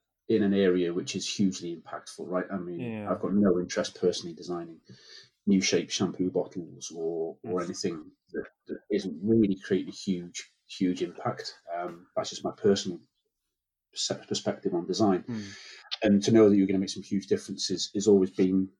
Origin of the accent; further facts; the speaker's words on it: North Wales, United Kingdom; moved away; I'm from North Wales originally